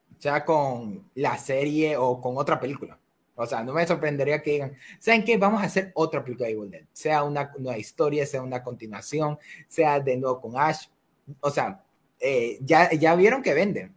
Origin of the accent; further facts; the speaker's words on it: Ecuador; somos de Ecuador, Matt y yo